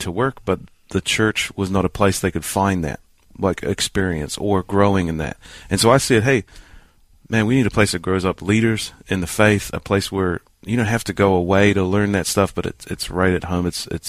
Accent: New Zealand; born or raised there; moved away as an adult; also born or lived in Lima, New York / New York City; now in Lancaster, United States

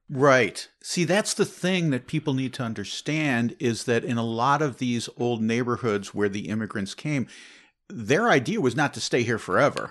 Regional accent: Chicago, Illinois, United States; when I was a teenager growing up in Chicagoland

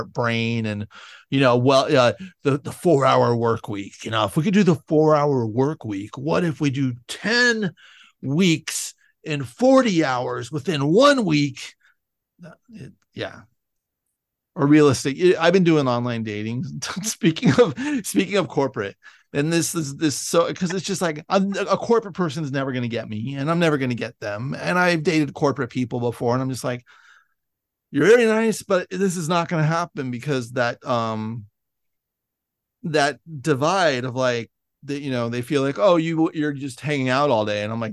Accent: San Francisco, California, United States; I grew up in San Francisco

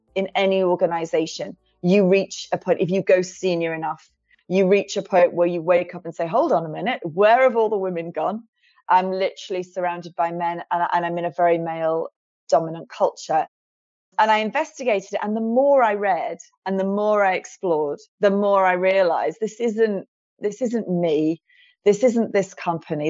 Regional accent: near Liverpool, North West England, United Kingdom; I was born near Liverpool

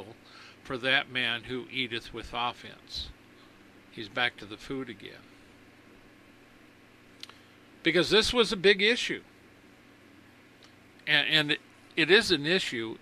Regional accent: United States; I'm an American

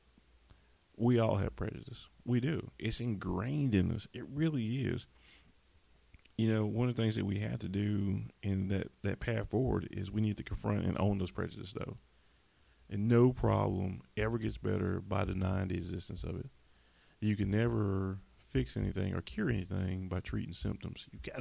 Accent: the South, United States; I'm from the South, and we always have to talk about, and I'm off script again, Confederate monuments and stuff

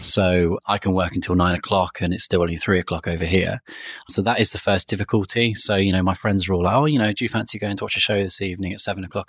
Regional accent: Cornwall, South West England, United Kingdom; moved away as an adult; also born or lived in Sheffield; now in London, United Kingdom; originally, I'm from a county called Cornwall, which is in England, southwest of England.

